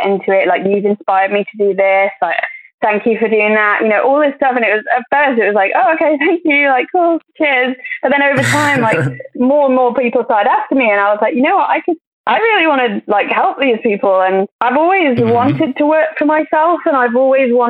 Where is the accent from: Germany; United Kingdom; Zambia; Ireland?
United Kingdom; Crewe, North West England; I'm from Crewe, which is quite a small town and I absolutely loved it